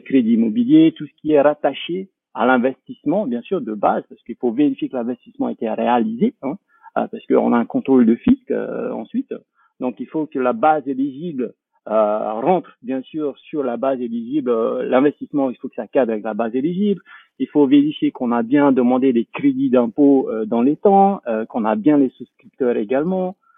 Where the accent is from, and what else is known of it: French Polynesia; moved away; also born or lived in France